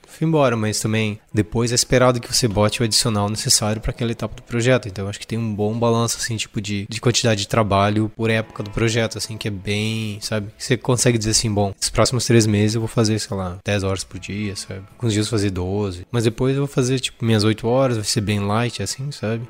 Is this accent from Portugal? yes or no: no; Brazil; eu cresci em Concorde